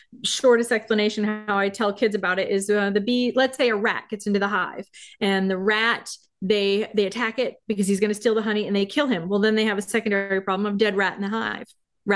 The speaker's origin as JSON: {"language": "English", "region": "Maine", "country": "United States", "tie": "born or raised there", "said": "I grew up in Maine"}